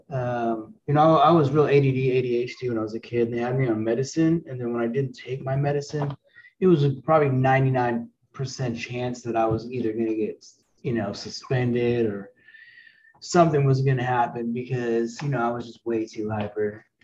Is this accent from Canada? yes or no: yes; Canada; I mean I grew up in Canada, so I mean smoking weed is it's not even a thing, you know.